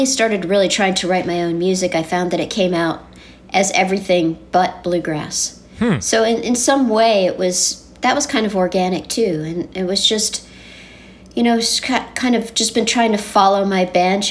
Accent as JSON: {"language": "English", "region": "Southern California", "country": "United States", "tie": "born or raised there", "said": "I grew up in Southern California, you know, playing bluegrass in the mid-70s, late-70s"}